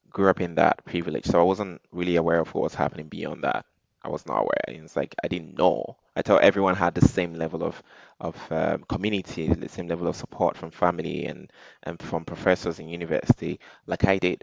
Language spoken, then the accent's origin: English; Nigeria; being Nigerian